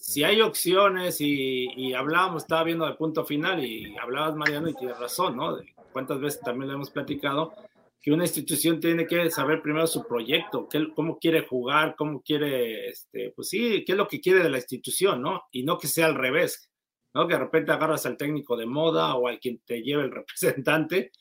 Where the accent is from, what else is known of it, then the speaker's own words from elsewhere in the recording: Mexico; uno como mexicano